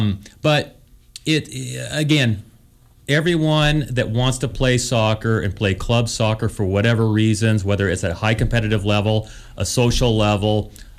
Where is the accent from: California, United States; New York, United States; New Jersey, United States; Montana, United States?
Montana, United States; Helena; now in San Diego, United States; I'm a golfer, and now I'm a San Diego golfer. I don't like the cold weather. I grew up in Helena when golf was a spring sport in high school